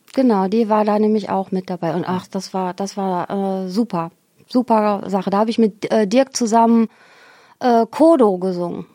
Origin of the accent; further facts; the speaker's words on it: Xanten, North Rhine-Westphalia, Germany; moved away; also born or lived in Geldern / Cologne; Ich bin ja in Xanten zur Schule gegangen